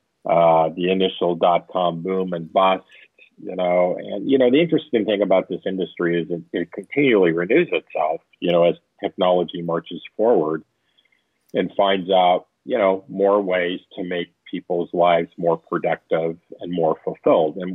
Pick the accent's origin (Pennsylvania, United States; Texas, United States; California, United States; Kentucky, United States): California, United States; Orange County, Southern; I was born in Northern California, but I grew up in Southern California. My father was an aerospace engineer. And so I grew up in Orange County